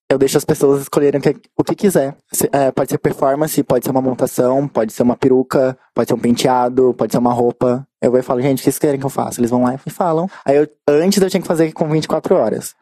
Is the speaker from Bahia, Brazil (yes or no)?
no; São Paulo, Brazil; eu sou de um lugar bem irônico. Hum. Vila das Belezas, na Zona Sul